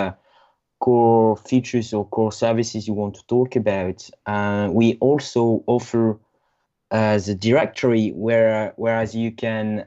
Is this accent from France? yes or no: yes; north of France, France; English is a second language; I'm French from the north of France